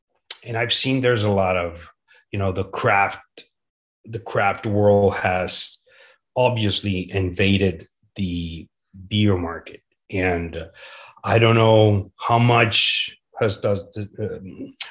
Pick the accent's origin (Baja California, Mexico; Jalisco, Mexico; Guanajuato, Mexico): Jalisco, Mexico; Guadalajara; I'm from Guadalajara, very close to the tequila town.